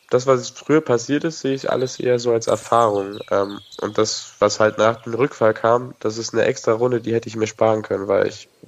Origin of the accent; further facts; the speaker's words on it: Nuremberg, Bavaria, Germany; auf jeden Fall gehe ich nicht mehr zurück in die Stadt, wo ich herkomme. Ich komme aus Nürnberg.